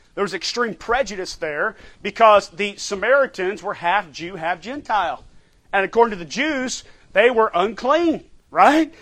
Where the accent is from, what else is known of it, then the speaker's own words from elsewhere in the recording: United States; as American Christians